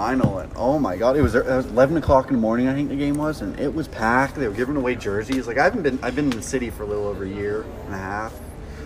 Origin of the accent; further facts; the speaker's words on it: New Brunswick, Canada; now in Halifax, Canada; I'm from New Brunswick